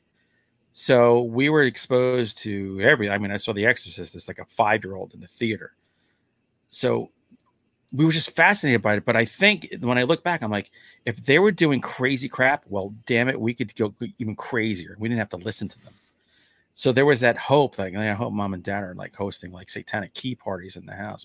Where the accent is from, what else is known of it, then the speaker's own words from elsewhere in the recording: New York City, New York, United States; growing up in the Bronx